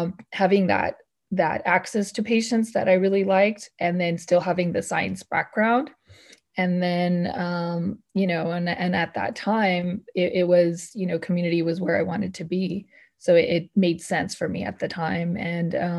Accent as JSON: {"language": "English", "region": "Northern California", "country": "United States", "tie": "born or raised there", "said": "I grew up in Northern California"}